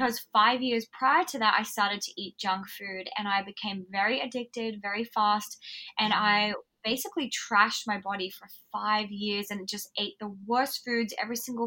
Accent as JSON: {"language": "English", "town": "Alice Springs", "region": "Northern Territory", "country": "Australia", "tie": "born or raised there", "said": "I grew up in Outback Australia in Alice Springs."}